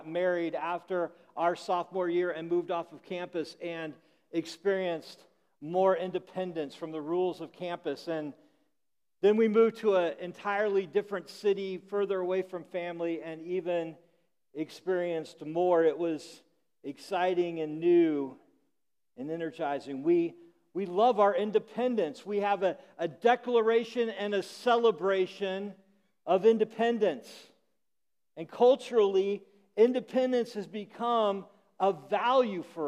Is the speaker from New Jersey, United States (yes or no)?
no; Illinois, United States; I grew up in Illinois